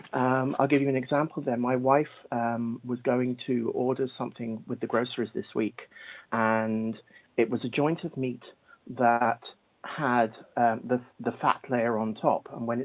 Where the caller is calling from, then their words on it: Cork, Munster, Ireland; I'm calling from Cork, Ireland.